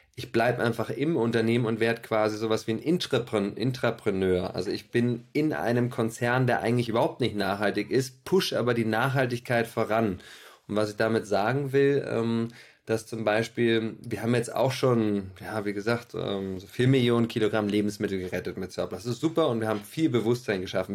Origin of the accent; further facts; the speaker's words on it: Berlin, Germany; Ich bin äh, Berliner